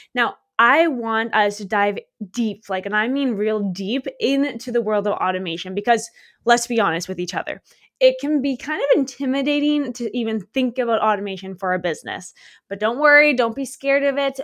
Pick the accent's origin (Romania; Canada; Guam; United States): Canada; moved away as an adult; also born or lived in Australia; I'm from Canada.